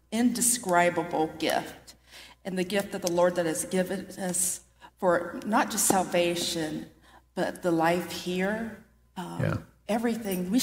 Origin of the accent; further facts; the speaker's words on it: Delaware, Ohio, United States; we're from Delaware, Ohio. He would take us from relative to relative, and we all live within like a block